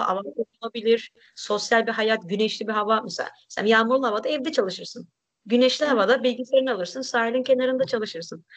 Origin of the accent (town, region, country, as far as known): Turkey; moved away